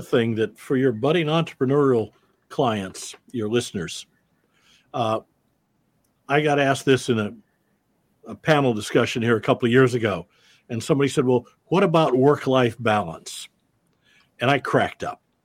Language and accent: English; Davenport, Iowa, United States; I'm a Midwestern boy. I grew up in Davenport, Iowa.